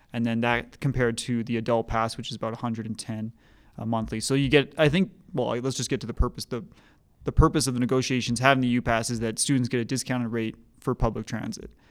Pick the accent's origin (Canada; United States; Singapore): Canada; Edmonton, Alberta; now in Calgary, Canada; I grew up in Edmonton